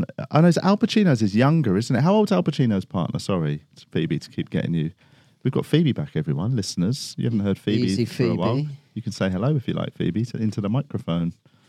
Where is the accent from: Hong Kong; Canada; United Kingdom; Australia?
United Kingdom; London; I'm a Londoner.